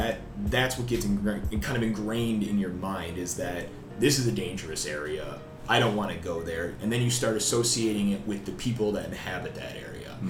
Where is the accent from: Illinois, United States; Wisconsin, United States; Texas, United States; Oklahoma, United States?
Wisconsin, United States; moved away; I'm originally from Wisconsin, a couple hours north of Milwaukee.